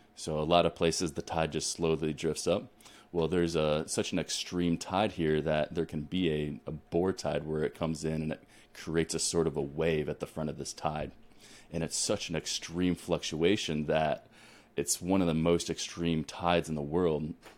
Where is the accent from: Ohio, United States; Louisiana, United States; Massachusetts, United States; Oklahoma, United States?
Ohio, United States; moved away as an adult; also born or lived in Colorado / New Mexico / Texas; now in Alaska, United States; I'm originally born and raised in Ohio, so I come from the wi-, the Midwest